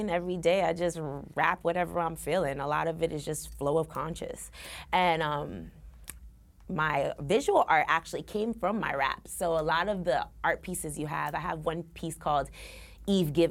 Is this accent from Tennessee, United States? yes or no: no; New York City, New York, United States; no, I'm actually from Brooklyn